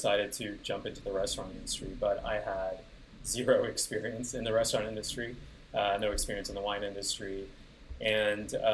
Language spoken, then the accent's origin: English; Houston, Texas, United States; now in Austin, United States; my hometown